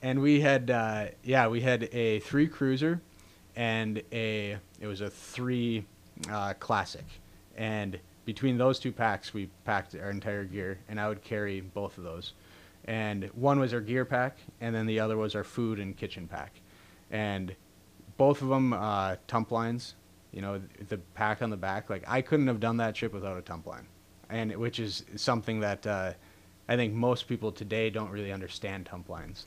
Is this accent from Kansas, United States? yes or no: no; Duluth, Minnesota, United States; also born or lived in Ely, Minnesota; family being, you know, born and raised in Ely, and just being in Duluth. I had spent a lot of time as a young kid in the woods and up in the boundary waters